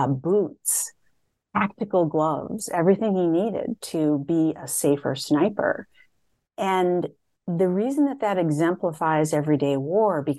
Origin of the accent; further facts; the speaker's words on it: Madison, Wisconsin, United States; I grew up in a very diverse neighborhood in Madison, Wisconsin